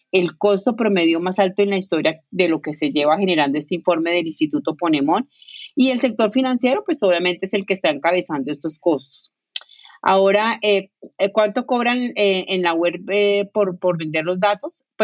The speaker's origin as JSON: {"language": "Spanish", "country": "Colombia", "said": "un importante banco multinacional con sede en mi país Colombia"}